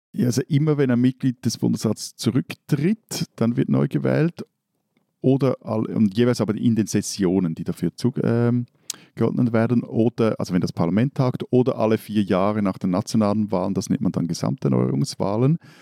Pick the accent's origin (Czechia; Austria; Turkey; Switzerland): Switzerland; als Schweizer